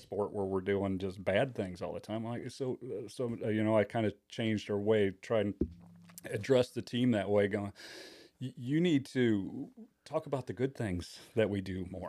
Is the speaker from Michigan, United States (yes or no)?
yes; Kalamazoo, Michigan, United States; moved away as an adult; now in Indiana, United States; I was born and raised in the Kalamazoo, Michigan area